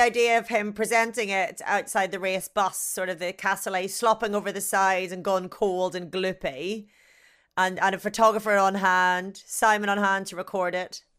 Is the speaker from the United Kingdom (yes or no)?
no; Ireland; being Irish